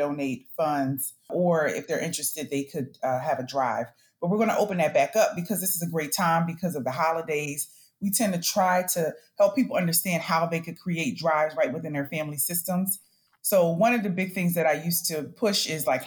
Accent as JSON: {"language": "English", "town": "Chester", "region": "Pennsylvania", "country": "United States", "tie": "born or raised there", "also_born_or_lived": "Virginia", "moved": "as an adult", "lives_now": "North Carolina, United States", "said": "I'm from Chester, Pennsylvania, born and raised"}